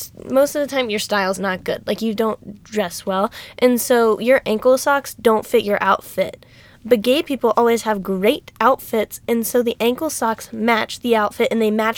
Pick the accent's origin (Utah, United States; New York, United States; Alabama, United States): Alabama, United States; we're from Alabama